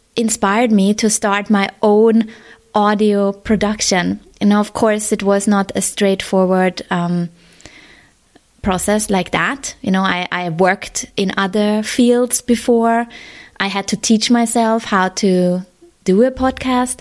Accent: Vienna, Austria; moved away as an adult; now in Hong Kong; I'm based in Hong Kong. That's where I've been living for the last 6 years, but I'm originally from Vienna

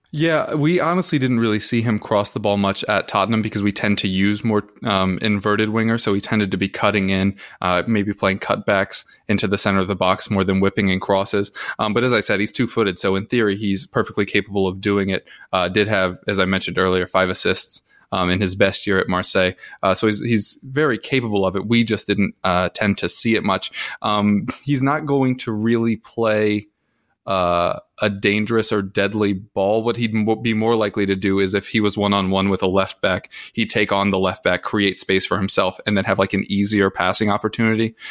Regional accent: United States; accent: American; American, obviously. Hopefully that isn't masked too much, um, by my very obvious accent

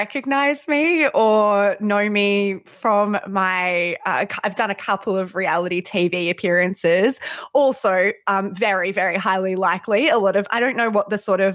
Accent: New South Wales, Australia; now in Perth, Australia; I'm a Labor Party person and I'm from New South Wales

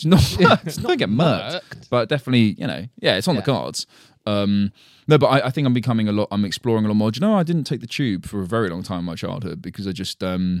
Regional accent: London, United Kingdom; born there; Because although I was born in London, right? This is all I've ever known and lived in.

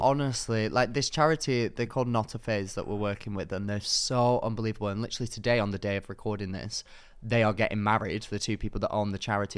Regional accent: Manchester, North West England, United Kingdom; my hometown, Manchester

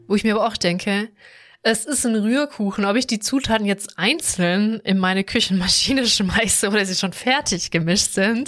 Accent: Swabia, Germany; ich komme aus Schwabenland

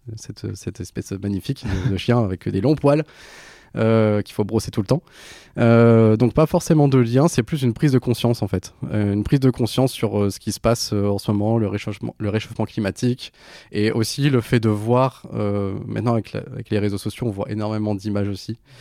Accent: Béthune, Hauts-de-France, France; now in Lille, France; j'ai grandi dans le Pas-de-Calais, à Béthune.

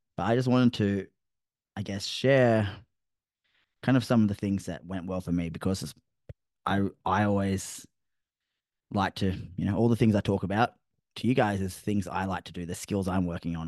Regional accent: Australia; I'm Australian

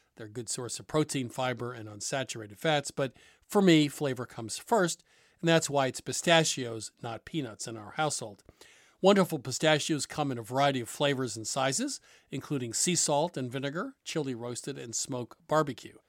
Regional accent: New England, United States; growing up in New England

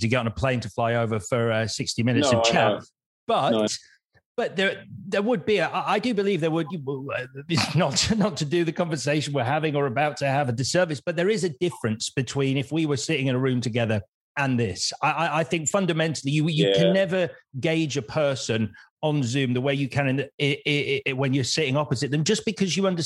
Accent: United Kingdom; we are quintessentially British

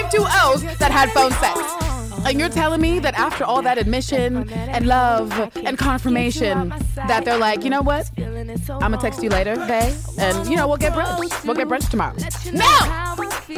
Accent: United Kingdom; me being British

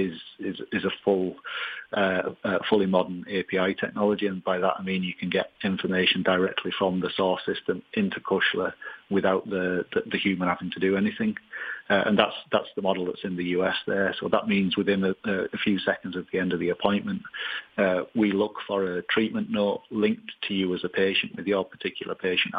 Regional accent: Leeds, Yorkshire and the Humber, United Kingdom; moved away as an adult; now in Ireland; I'm originally from Leeds, but I moved to Ireland in 1997

